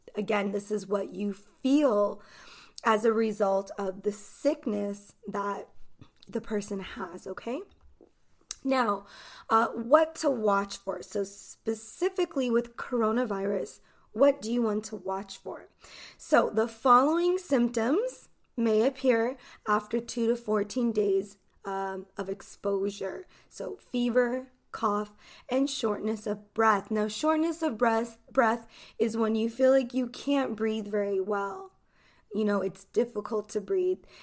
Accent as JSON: {"language": "English", "country": "United States", "said": "I am an English teacher from the United States."}